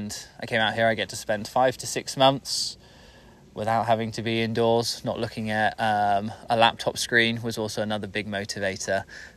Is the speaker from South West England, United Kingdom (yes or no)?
yes; South West England, United Kingdom; moved away as an adult; also born or lived in Bristol; I'm from the UK, England, southwest specifically. Spent most of my life down there in a nice little bubble down on the coast, pretty much. I left Bristol, which is a city down there